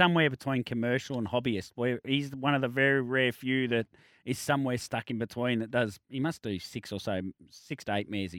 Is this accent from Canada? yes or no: no; Australia